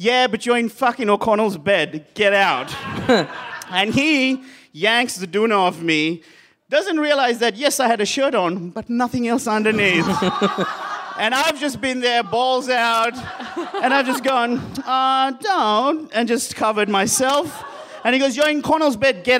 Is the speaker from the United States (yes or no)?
no; Sri Lanka; moved away; I am from Sri Lanka